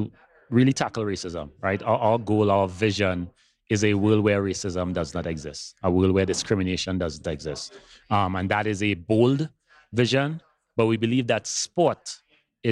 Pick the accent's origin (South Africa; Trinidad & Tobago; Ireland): Trinidad & Tobago; moved away; I grew up in Trinidad and Tobago. That's where I'm from originally. So those of you who notice a little bit of an accent, that's where it's from.